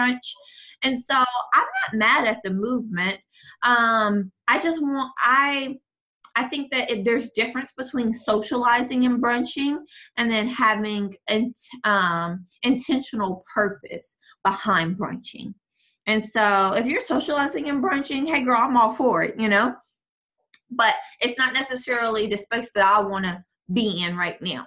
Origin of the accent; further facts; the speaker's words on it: Tennessee, United States; now in Dallas, United States; I'm from Tennessee. So sometimes I will fly home just to write